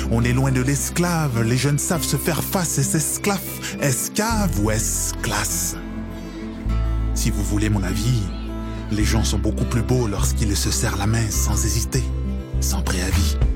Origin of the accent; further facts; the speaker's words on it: Quebec, Canada; Parce que faut pas oublier que je suis québécois, moi aussi.